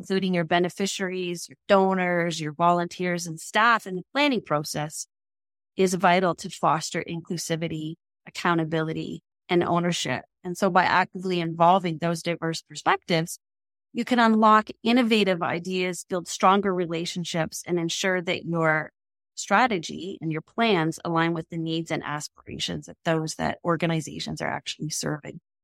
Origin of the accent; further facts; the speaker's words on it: Canada; here in Canada, we are English and French speaking.